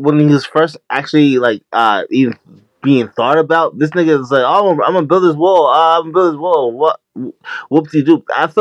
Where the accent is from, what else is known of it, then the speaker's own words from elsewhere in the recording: New York City, New York, United States; now in Albany, United States; I'm in the capital of New York, everyone. I'm in Albany, New York, yeah. But I'm from Queens, New York